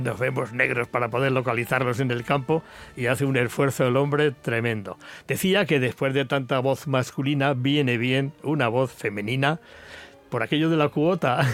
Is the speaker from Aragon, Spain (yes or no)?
no; Villarrobledo, Castilla-La Mancha, Spain; mi pueblo, de Villarroledo, Albacete